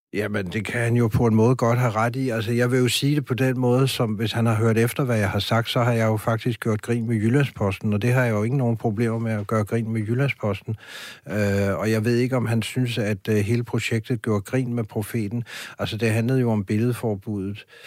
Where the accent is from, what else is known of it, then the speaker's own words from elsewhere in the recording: France; now in Denmark; jeg er vokset op i Frankrig